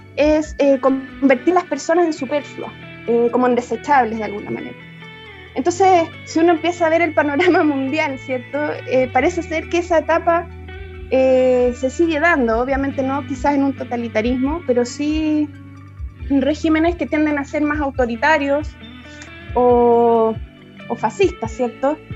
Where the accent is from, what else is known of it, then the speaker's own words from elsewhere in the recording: Chile; Nosotros como ciudadanos chilenos